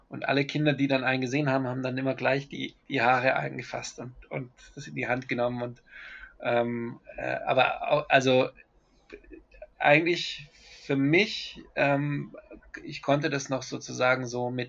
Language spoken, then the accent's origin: German; Germany; moved away; also born or lived in Colombia; Ich, ich habe das als Deutscher im Ausland eher im, immer die Nazi-Keule mitbekommen. Ich, ähm, also nachdem ich dann länger in Kolumbien gelebt habe